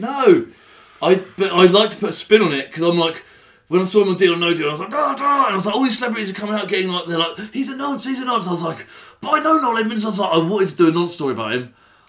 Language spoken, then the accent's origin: English; Weston Turville, South East England, United Kingdom; I grew up in Western Turville.